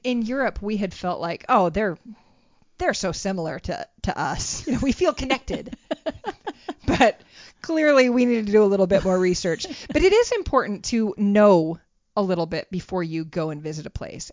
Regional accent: United States; We were like the, the typical Americans

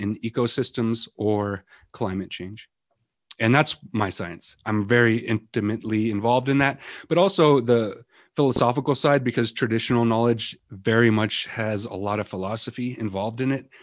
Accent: Western Montana, United States; I grew up here in Western Montana, living in the mountains, fishing, hunting, going out picking berries with my grandmas, my mom

